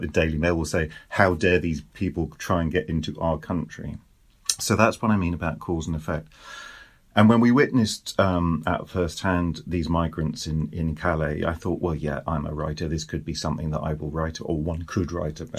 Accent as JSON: {"language": "English", "country": "United Kingdom", "moved": "as an adult", "lives_now": "France", "said": "I'm British, we now live in France"}